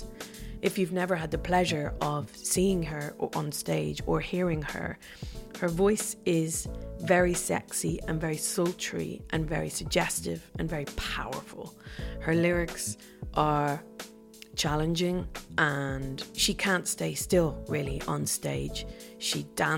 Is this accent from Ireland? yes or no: yes; Dublin, Leinster, Ireland; as a young girl growing up in Dublin